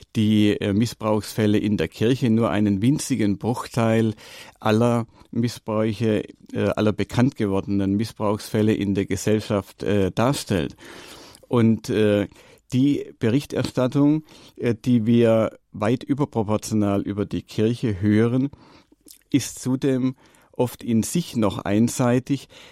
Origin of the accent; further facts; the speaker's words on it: Allgäu, Germany; bei uns im Allgäu